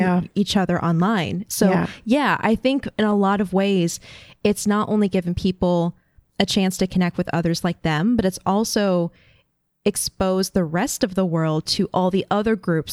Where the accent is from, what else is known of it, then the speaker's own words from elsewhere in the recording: Florida, United States; moved away; I grew up in Florida